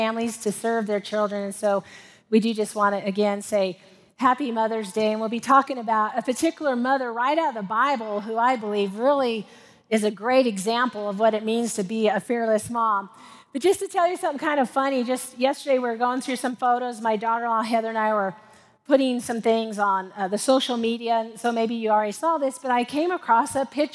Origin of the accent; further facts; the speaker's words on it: Commerce City, Colorado, United States; growing up in Commerce City, which is a suburb of Denver